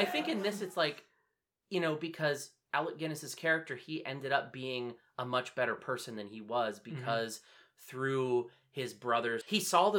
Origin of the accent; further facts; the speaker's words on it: United States; as an American, like, I talk shit about America because I live here.